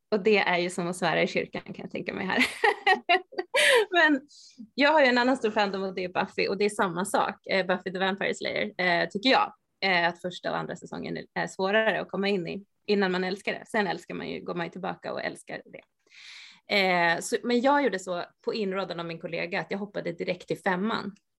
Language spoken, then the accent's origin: Swedish; Sandviken, Gävleborg County, Sweden; now in Stockholm, Sweden; jag bor i Stockholm, men just nu så är jag i Sandviken och hälsar på min mamma där jag kommer ifrån